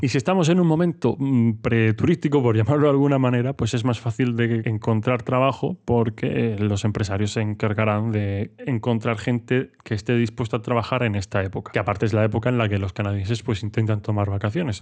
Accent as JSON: {"language": "Spanish", "town": "Murcia", "region": "Region of Murcia", "country": "Spain", "said": "soy de Murcia, no estoy acostumbrado a unas temperaturas muy muy bajas"}